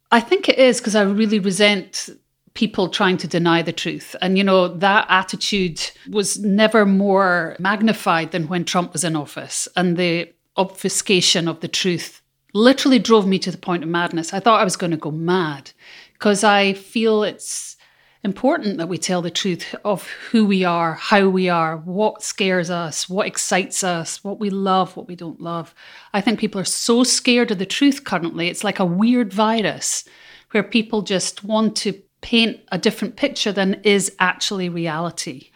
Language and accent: English; Scotland, United Kingdom; as a Scot. I come from a tiny island